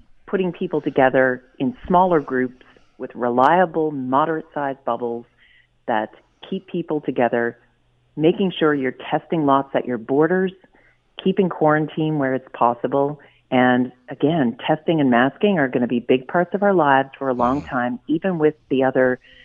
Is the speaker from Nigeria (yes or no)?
no; Nova Scotia, Canada; I'm from Nova Scotia, and we've done things a little differently here